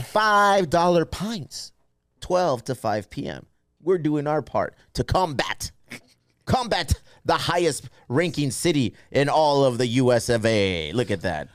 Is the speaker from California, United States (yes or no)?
yes; San Diego, California, United States; We are born and raised in San Diego